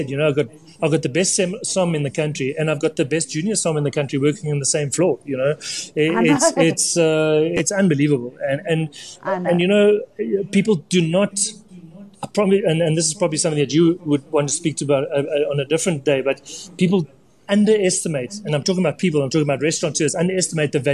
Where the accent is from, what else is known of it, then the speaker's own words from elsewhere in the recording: Namibia; I grew up in Namibia, you know, where fish was in abundance